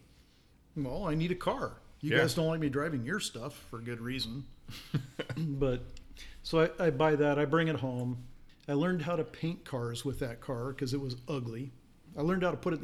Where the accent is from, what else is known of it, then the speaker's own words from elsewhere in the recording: Spokane, Washington, United States; I grew up in Spokane.